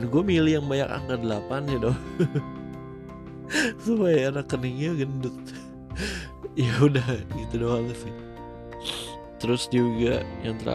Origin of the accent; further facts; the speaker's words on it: Purbalingga, Central Java, Indonesia; Dan ini nomor juga rumah orang tua gue waktu kecil di Purbalingga.